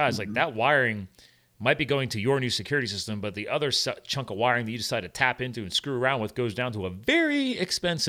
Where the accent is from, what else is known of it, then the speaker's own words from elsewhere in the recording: eastern Pennsylvania, United States; also born or lived in New Jersey / western US; I was born in Jersey, but then obviously moved to Pennsylvania and then grew up on the eastern side of Pennsylvania.